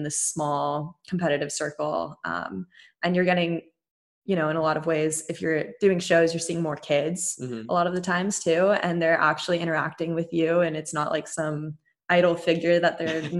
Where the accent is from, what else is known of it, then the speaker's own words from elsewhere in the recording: United States; an amusement park in my hometown, Great America